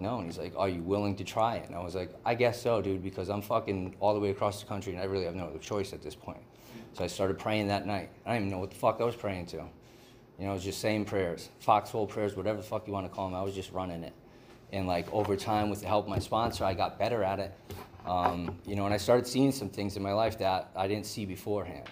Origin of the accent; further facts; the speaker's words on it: Southern Connecticut, United States; moved away as an adult; now in California, United States; I'm from the East Coast. I'm from Southern Connecticut